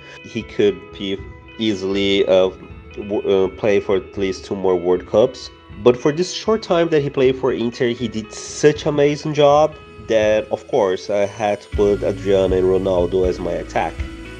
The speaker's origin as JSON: {"language": "English", "country": "Brazil", "said": "I'm from Brazil, I'm a Gremio supporter"}